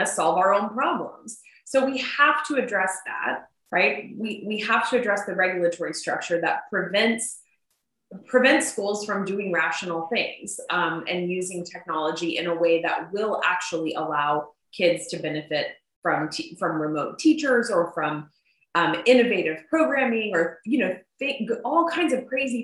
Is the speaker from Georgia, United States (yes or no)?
no; Arizona, United States; Arizona is my home state